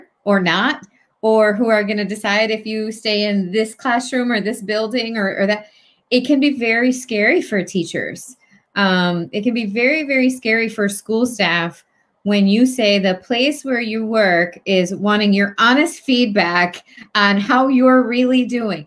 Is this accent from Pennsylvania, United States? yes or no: no; Hartford, Connecticut, United States; moved away as an adult; also born or lived in New Britain, Connecticut; now in Newtown, United States; I'm from Hartford / New Britain